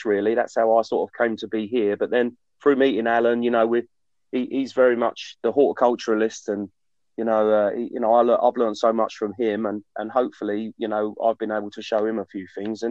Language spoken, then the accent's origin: English; Essex, East of England, United Kingdom; I grew up in Essex, in a rural part of Essex